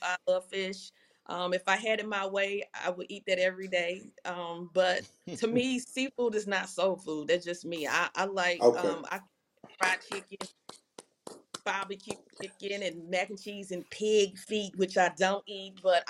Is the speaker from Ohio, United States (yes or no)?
no; Louisiana, United States; Yes, I am from Louisiana.